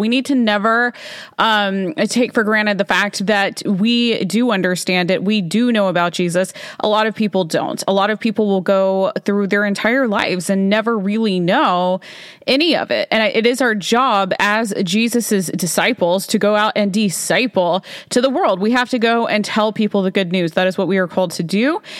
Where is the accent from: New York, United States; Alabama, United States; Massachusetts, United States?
Alabama, United States; I grew up in Alabama